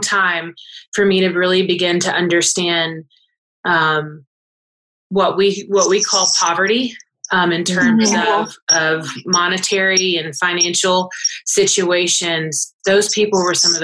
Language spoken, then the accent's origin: English; Lawrenceville, Georgia, United States; moved away as an adult; I'm in Gwinnett County and I grew up in Lawrenceville